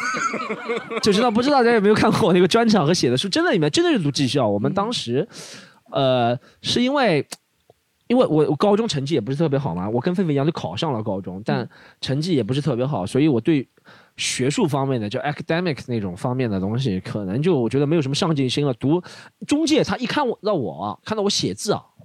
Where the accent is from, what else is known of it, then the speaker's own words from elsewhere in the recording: Shanghai, China; 我们上海人